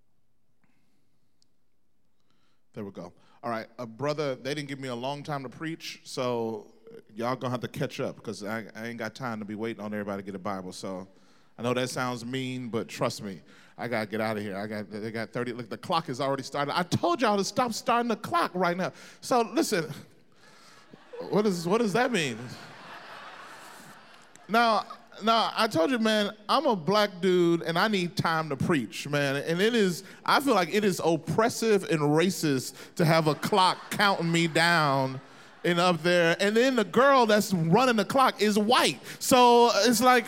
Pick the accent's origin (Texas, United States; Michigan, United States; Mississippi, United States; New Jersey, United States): Mississippi, United States; moved away; I grew up in Mississippi. I'm from the South originally